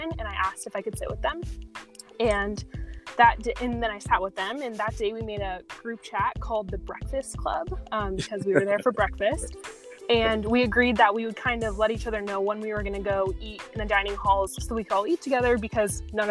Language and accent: English; San Diego, California, United States; moved away as an adult; I'm from San Diego, California